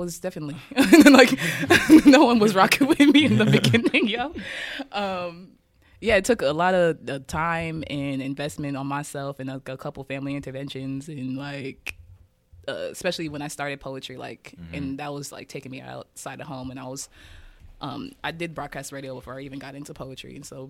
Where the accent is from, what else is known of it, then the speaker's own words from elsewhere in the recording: Kansas City, Kansas, United States; So, yeah, growing up in Kansas City